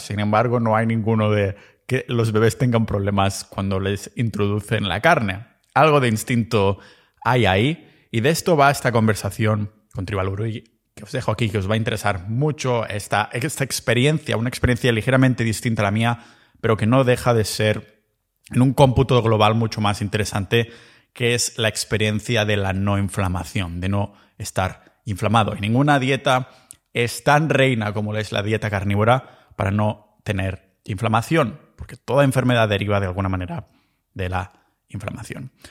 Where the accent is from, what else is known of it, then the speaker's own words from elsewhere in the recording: Catalonia, Spain; moved away as an adult; now in Montenegro; mi pueblo ahí en Cataluña